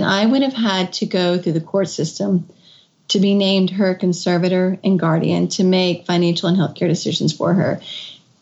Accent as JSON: {"language": "English", "region": "Kentucky", "country": "United States", "tie": "born or raised there", "also_born_or_lived": "Washington, D.C.", "moved": "as an adult", "said": "I had moved back to my home state of Kentucky. I was living in Washington, D.C."}